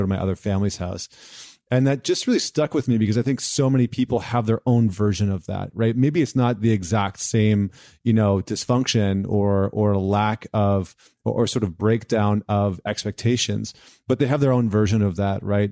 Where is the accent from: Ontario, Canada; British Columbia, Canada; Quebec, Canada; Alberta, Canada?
Alberta, Canada; Edmonton; I grew up in Edmonton